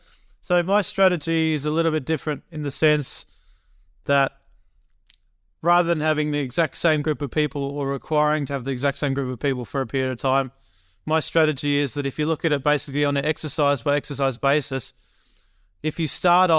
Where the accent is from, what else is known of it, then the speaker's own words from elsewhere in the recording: California, United States; and then I'm from Northern California, I'm going back down to LA before I fly to Michigan.